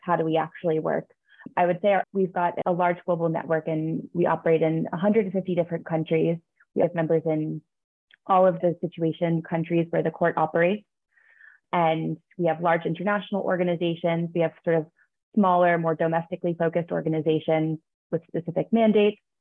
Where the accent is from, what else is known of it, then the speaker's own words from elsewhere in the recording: New York, United States; I am from New York. I grew up just outside of New York City